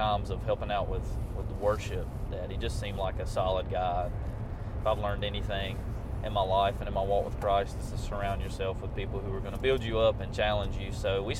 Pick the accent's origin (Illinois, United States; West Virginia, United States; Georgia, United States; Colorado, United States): Georgia, United States; Milledgeville; also born or lived in Macon, Georgia / Athens, Georgia; I am from Milledgeville, Georgia. I say born and raised. Technically, I was born at the hospital in Macon, but came back immediately home to Milledgeville and have called it home all my life, besides a few years when I went to the University of Georgia.